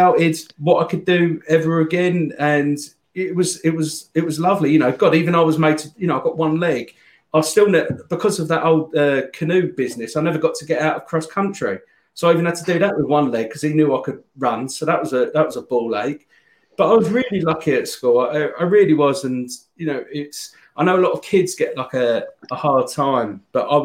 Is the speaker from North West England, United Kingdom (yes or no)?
no; Ashford, South East England, United Kingdom; also born or lived in Croydon; I was born in Croydon, and we lived there up until I was kind of, I think I was about three or something, and then mum and dad, my dad moved to Ashford in Kent